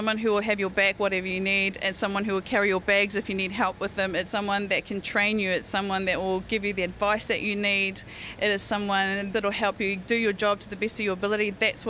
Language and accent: English; New Zealand; as New Zealanders